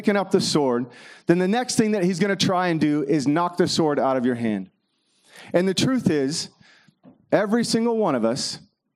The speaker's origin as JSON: {"language": "English", "region": "Kentucky", "country": "United States", "tie": "born or raised there", "said": "I grew up in Kentucky"}